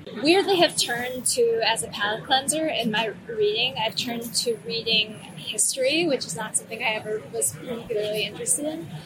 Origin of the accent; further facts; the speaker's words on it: Colorado, United States; moved away; I'm from Colorado. I grew up there